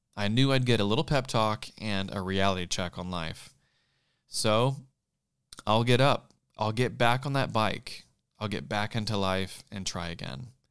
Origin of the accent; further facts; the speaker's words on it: South Carolina, United States; moved away as an adult; now in Los Angeles, United States; leaving everything I knew where I grew up in South Carolina and making the two thousand plus mile trip to California almost ten years ago